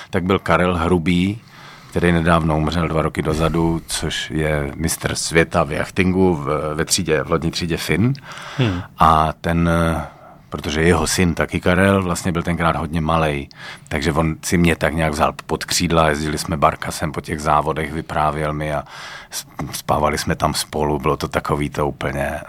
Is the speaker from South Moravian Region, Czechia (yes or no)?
yes; Brno, South Moravian Region, Czechia; accent: Brno; moved away as an adult; now in Prague, Czechia; 14 let bydlím v Praze, ale tak, ale můžu mluvit brněnsky